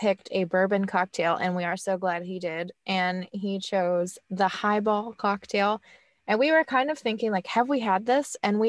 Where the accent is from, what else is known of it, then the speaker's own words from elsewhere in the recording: Kentucky, United States; I'm from Kentucky. So I would just order bourbon